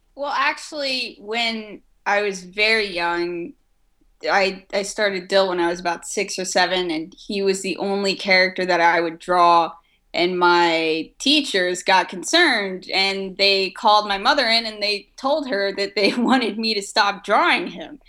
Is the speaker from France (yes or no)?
yes; France; moved away; I grew up in France